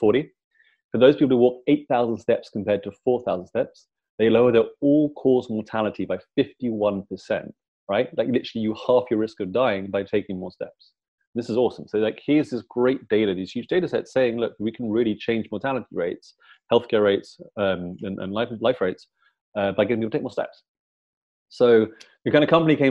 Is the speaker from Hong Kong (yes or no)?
no; London, United Kingdom; I'm from London